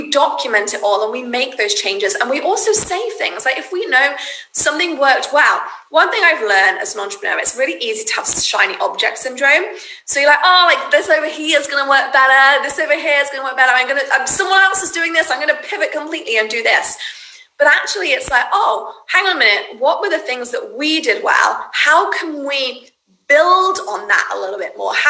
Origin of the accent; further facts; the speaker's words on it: United Kingdom; now in United States; I'm British